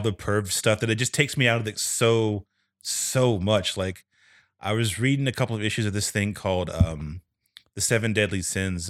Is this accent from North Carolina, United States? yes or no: yes; North Carolina, United States; moved away; from North Carolina originally